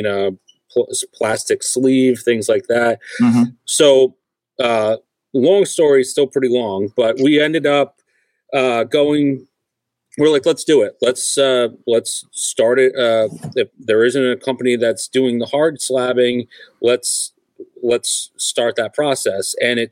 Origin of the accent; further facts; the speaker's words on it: Rhode Island, United States; We grew up together in Rhode Island, and we were all collectors